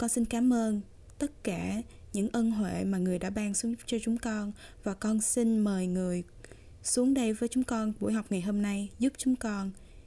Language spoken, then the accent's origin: English; Vietnam; now in United States; I'm from Vietnam